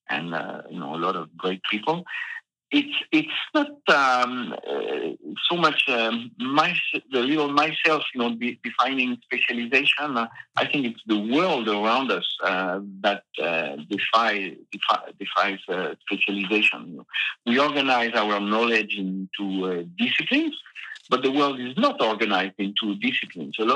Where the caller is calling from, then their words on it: Massif Central, France; it's just the Massif Central, you know, these uh, old uh, mountains in the center of France.